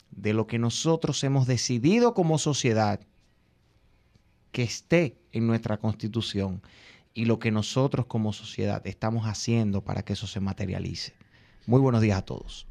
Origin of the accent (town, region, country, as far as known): Dominican Republic